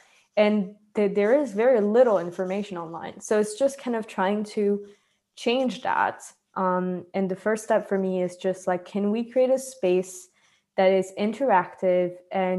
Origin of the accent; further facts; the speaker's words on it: France; born there; I'm the second wave. I was born like in France. However, I'm still splitted between I'm super multicultural.